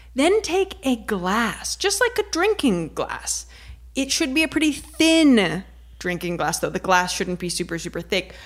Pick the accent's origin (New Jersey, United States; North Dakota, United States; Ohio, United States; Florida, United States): Ohio, United States; I'm from Ohio